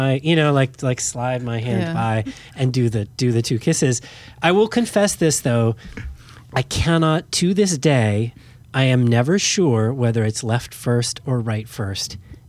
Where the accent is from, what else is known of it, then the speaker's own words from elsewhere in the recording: United States; this all filters still through me as an American, right?